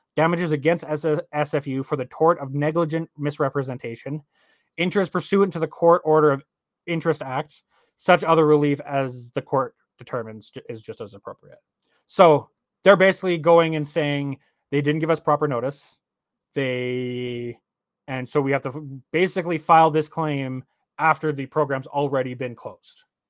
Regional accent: Canada; I'm Canadian

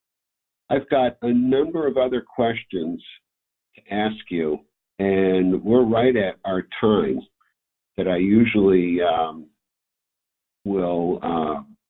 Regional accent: Hartford area, Connecticut, United States; I grew up in Connecticut, where in the Hartford

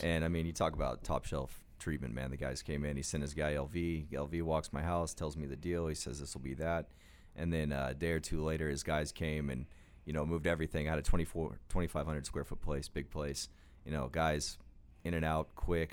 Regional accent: Oklahoma, United States; We had a minor league baseball team growing up in Oklahoma called the 89ers

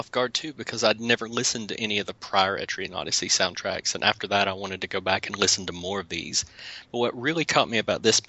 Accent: the South, United States; accent: southern; me and my southern accent didn't butcher that name

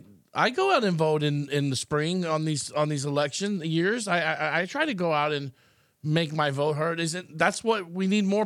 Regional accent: Austin, Texas, United States; pretty liberal from my hometown, Austin, Texas

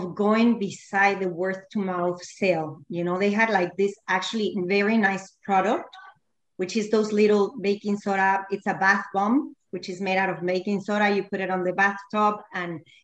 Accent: Mexico; moved away as an adult; now in Key Biscayne, United States; we are from Mexico. So that's where I went to college and did all my things, got married, etc.

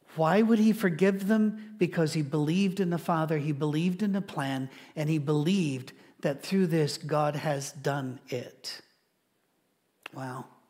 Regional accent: Scotland, United Kingdom; I'm Scottish

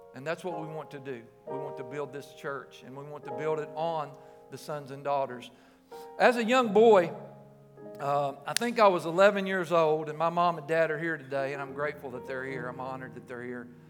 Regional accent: Cleveland, Tennessee, United States; we moved from Peerless Road, lived at twenty-three seventeen Peerless Road over there by Wendy's

